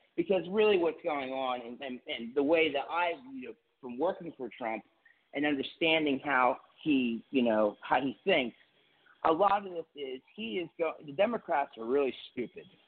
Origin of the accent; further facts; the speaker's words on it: Delaware, United States; I'm from Delaware